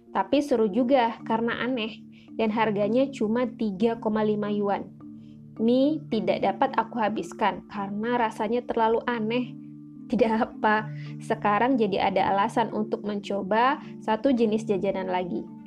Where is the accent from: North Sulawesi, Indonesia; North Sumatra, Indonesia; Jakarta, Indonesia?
Jakarta, Indonesia; sebagai orang Jakarta, aku terbiasa makan mie hangat